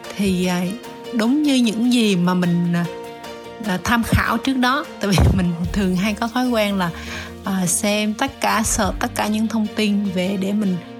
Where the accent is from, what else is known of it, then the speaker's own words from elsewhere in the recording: Vietnam; chỉ có hai chị em mình là người Việt thôi